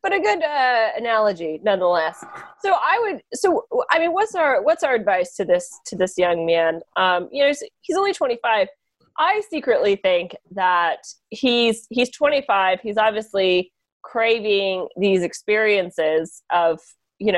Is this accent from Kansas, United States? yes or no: yes; Kansas, United States; my home state of Kansas